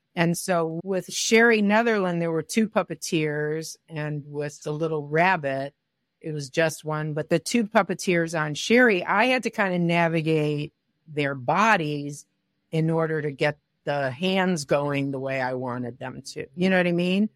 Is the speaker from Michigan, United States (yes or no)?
yes; Detroit, Michigan, United States; moved away as an adult; also born or lived in New York; I grew up in Detroit